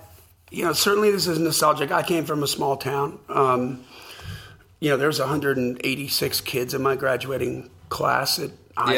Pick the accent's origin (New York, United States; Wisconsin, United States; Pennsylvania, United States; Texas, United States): Wisconsin, United States; moved away; also born or lived in Los Angeles; I grew up in Wisconsin.